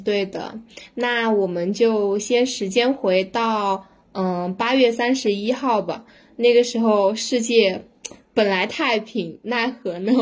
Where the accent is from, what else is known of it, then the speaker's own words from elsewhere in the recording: Sichuan, China; 可以能能看出我们四川人的心态了吧？